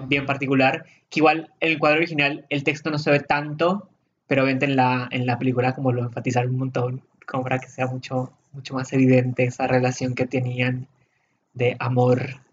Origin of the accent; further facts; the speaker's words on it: Colombia; now in Argentina; todas las personas que venimos de Colombia, Venezuela, ese tipo de lugares